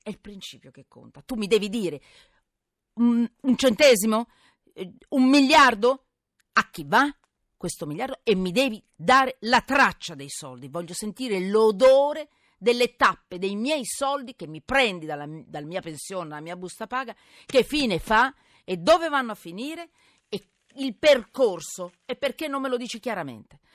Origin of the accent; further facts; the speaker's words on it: Milan, Lombardy, Italy; sono milanese